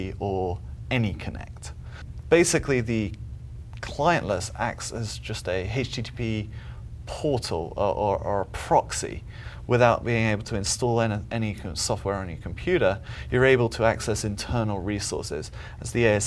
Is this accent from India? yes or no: no; England, United Kingdom; moved away as an adult; now in United States; I'm from England originally. Been in the States for about 13 years. Still haven't lost it.